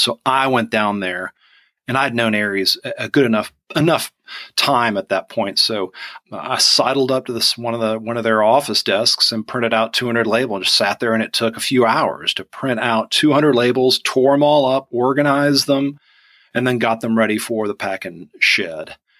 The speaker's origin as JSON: {"language": "English", "region": "Georgia", "country": "United States", "also_born_or_lived": "Vidalia, Georgia / Atlanta, Georgia", "accent": "Southern"}